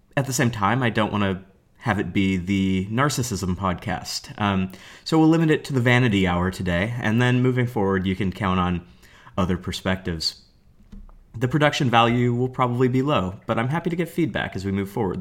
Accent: Portland, Oregon, United States; I'm a teacher from Portland, Oregon

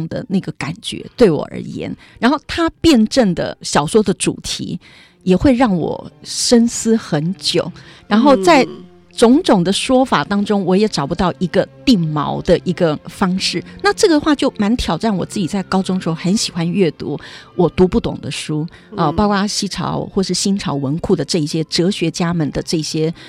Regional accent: Liuzhangli, Taipei, Taiwan; 我是在六张里长大的，嗯、呃，大概就是一些比较农村型的，一个周遭的成长环境

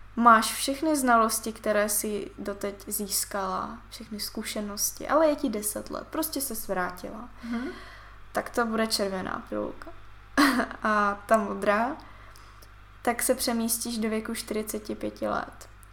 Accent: Siberia, Russia; moved away; jsem se narodila na Sibiři

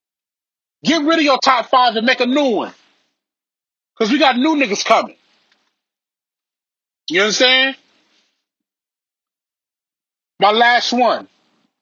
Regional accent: Belize; I'm from Belize. My family is from Belize

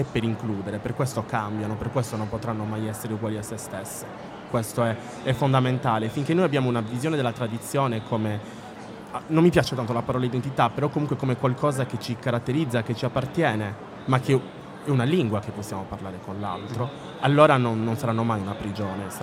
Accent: Sardinia, Italy; avere una scrittrice nella quale ci possiamo riconoscere anche in quanto sardi

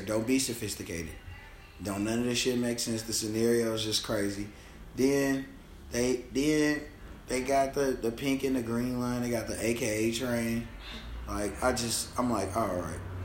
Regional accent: Chicago, Illinois, United States; I'm from Chicago.

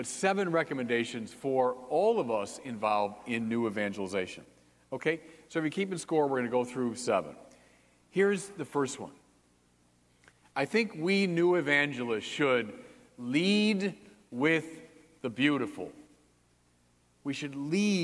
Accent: Detroit, Michigan, United States; now in Chicago, United States; I grew up outside Detroit, and my dad took my brother and me to a Tigers game in the summer of 1967

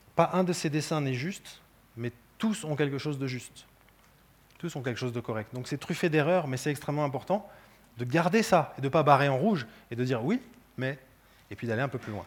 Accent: France; je suis français

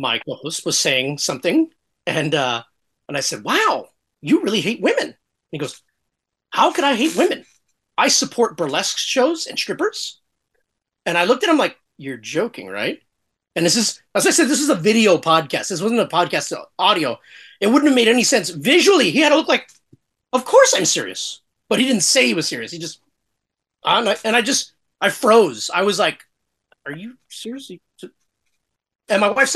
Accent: Los Angeles, California, United States; I am from Los Angeles.

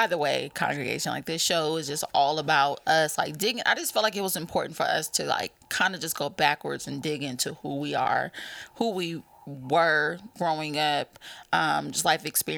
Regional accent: San Bernardino, California, United States; I grew up in California, San Bernardino

